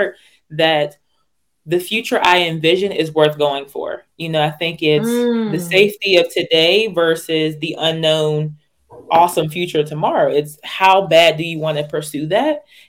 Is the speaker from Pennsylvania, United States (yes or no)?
yes; Pittsburgh, Pennsylvania, United States; I'm originally from Pittsburgh, Pennsylvania.